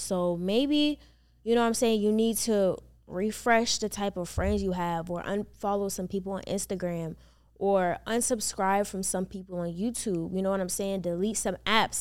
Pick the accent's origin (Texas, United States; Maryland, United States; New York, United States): Maryland, United States; moved away as an adult; also born or lived in North Carolina; now in Atlanta, United States; I was born and raised in Maryland